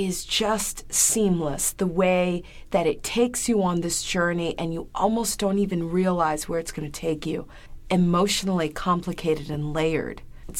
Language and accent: English; Brazil; and I'm from Brazil, you know? I'm from this, you know, small town in Brazil